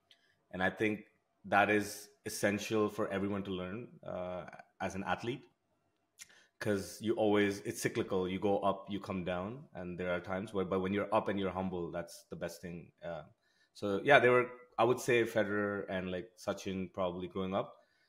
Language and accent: English; Moscow, Russia; also born or lived in India; now in Canada; After that, we, in fact, some of my years, I grew up in Russia, in Moscow.